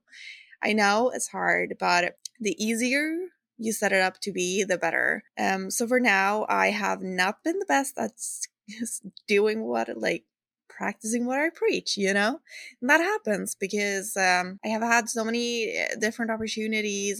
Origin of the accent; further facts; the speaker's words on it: Sweden; accent: Swedish; English is a second language; I'm not a native English speaker, so excuse some of my errors, and I hope you will enjoy my lovely Swedish accent.